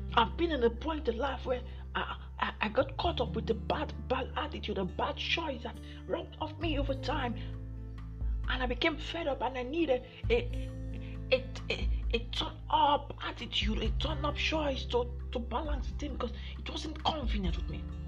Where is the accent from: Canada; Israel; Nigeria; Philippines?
Nigeria; I'm from Nigeria